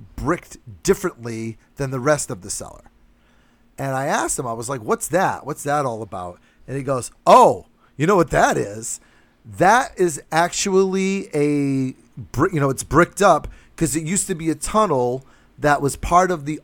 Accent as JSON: {"language": "English", "town": "New Bedford", "region": "Massachusetts", "country": "United States", "tie": "born or raised there", "said": "my hometown of New Bedford, Massachusetts"}